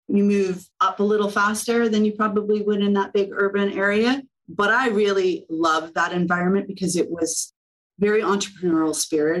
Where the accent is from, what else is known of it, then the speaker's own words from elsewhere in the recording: South Georgian Bay region, Ontario, Canada; moved away; also born or lived in Pemberton, British Columbia; I grew up skiing in the area, and my brother was still living in the area